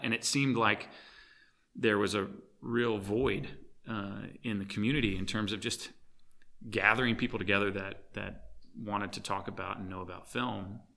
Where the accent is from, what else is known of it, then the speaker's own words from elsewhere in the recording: Arkansas, United States; growing up in Arkansas